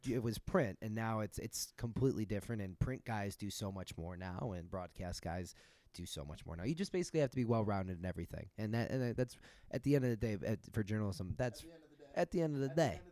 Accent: Chicago, Illinois, United States; moved away; growing up in Chicago

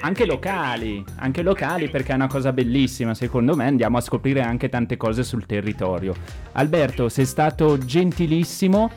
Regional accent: Ossuccio, Lombardy, Italy; io sono di Osuccio

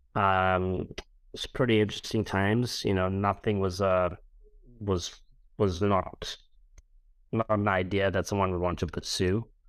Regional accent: Durban, KwaZulu-Natal, South Africa; moved away as an adult; now in London, United Kingdom; I'm a boy from Durban on the East Coast of South Africa

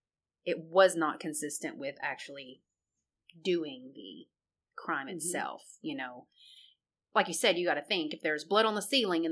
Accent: Memphis, Tennessee, United States; Well, Memphis, I'm from Memphis.

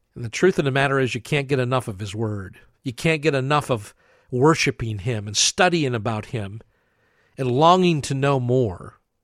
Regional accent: New Castle, Pennsylvania, United States; where I grew up in Newcastle, Pennsylvania.

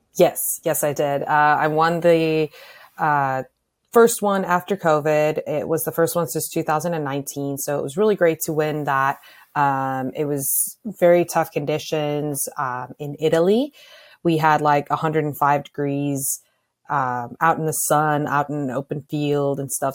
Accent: Pretoria, Gauteng, South Africa; moved away as an adult; now in Arizona, United States; I grew up in Pretoria, so in the city.

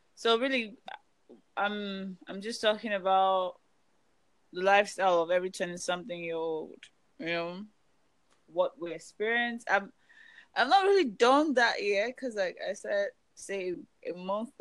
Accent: Nigeria; now in United States; I'm Nigerian

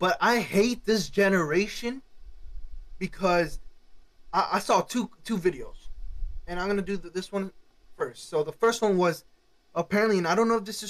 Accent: Cuba; now in United States; I'm not from this country. I was born in Cuba

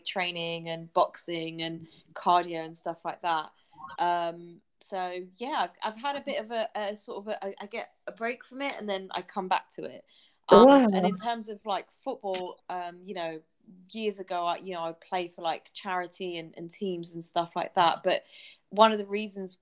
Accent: London, United Kingdom; I grew up in North London. I grew up in Haringey, so I'm a massive Tottenham fan

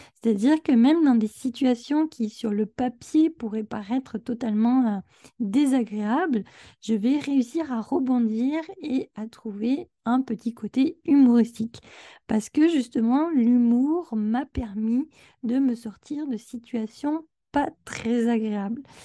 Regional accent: France; now in Quebec, Canada; J'habite au Québec, mais je suis française

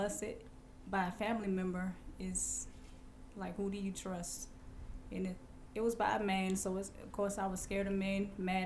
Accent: Savannah, Georgia, United States; born and raised in Savannah, Georgia. I went to high school at Savannah High. Raised on the east side of Savannah

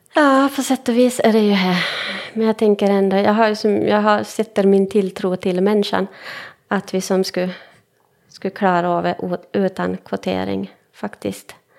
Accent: Finland; first language Swedish; jag är stolt finlandssvensk

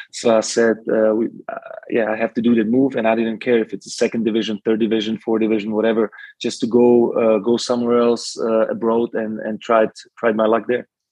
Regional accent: Slovakia; now in Germany; I was born in Czechoslovakia

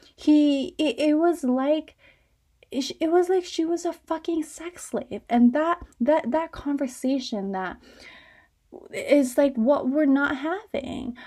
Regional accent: suburban Connecticut, United States; I'm from suburban Connecticut

